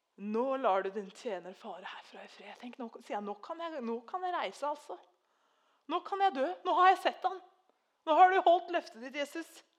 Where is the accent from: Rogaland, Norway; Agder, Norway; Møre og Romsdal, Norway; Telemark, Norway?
Telemark, Norway; Treungen; moved away; jeg har vokst opp i Treungen, så jeg kan òg nynorsk